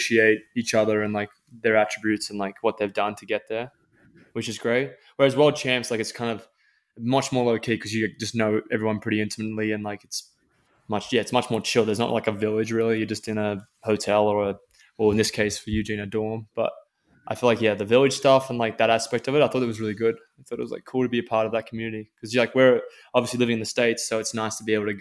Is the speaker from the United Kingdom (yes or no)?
no; Australia; we're Australian